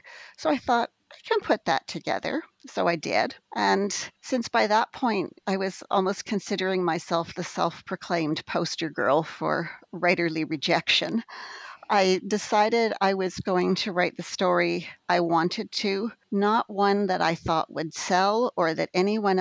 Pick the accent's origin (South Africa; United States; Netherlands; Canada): Canada; Western Canada; also born or lived in Alberta, Canada; I grew up in Western Canada. I lived for several years in Alberta, Canada